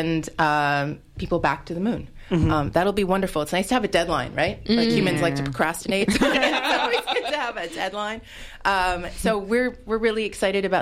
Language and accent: English; Canada; moved away as an adult; now in United States; I'm originally from Canada